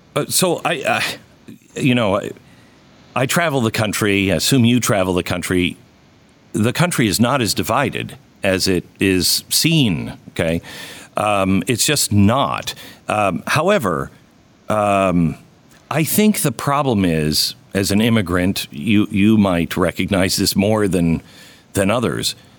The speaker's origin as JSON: {"language": "English", "region": "Pacific Northwest", "country": "United States", "tie": "born or raised there", "said": "grew up in the Pacific Northwest"}